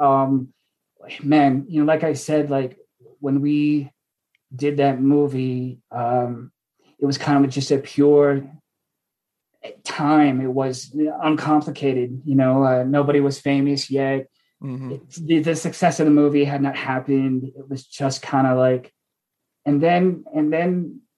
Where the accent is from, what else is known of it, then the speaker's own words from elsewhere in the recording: United States; moved away; I'm from Washington. And I went home to see it with my family